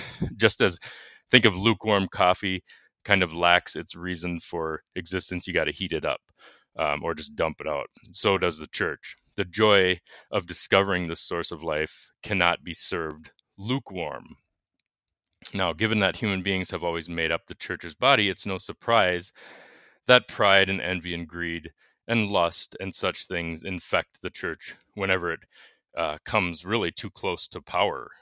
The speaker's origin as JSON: {"language": "English", "region": "Minnesota", "country": "United States", "said": "I'm from Minnesota."}